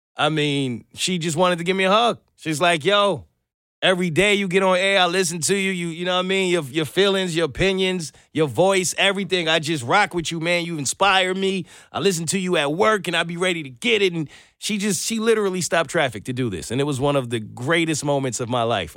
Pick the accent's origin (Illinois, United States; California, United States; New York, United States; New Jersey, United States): New York, United States; moved away as an adult; now in Atlanta, United States; As a New Yorker, or I think for anyone who's kind of moved from up north to down south